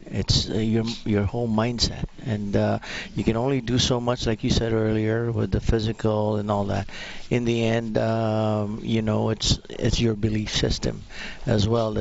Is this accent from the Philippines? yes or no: yes; Philippines; now in Alberta, Canada; I'm originally from the Philippines.